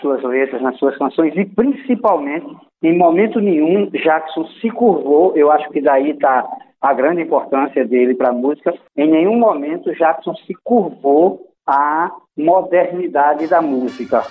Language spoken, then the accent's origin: Portuguese; Paraíba, Brazil; Como paraibano